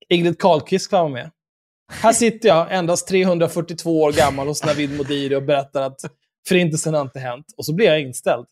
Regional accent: Stockholm, Stockholm County, Sweden; när vi växte upp tillsammans på Söder

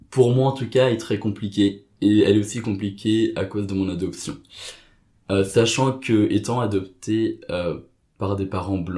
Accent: Cambodia; je dépend de dire oui, je suis asiatique, je viens du Cambodge.

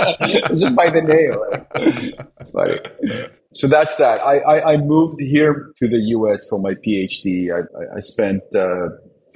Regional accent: Israel; now in United States; I was born in Israel

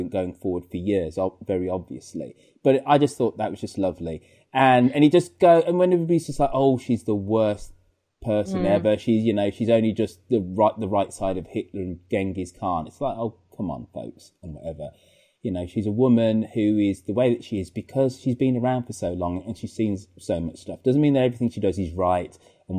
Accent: United Kingdom; being British

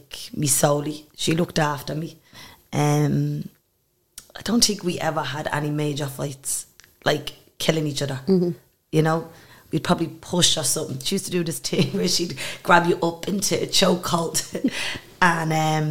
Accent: Ireland; I'm from Eastwell.

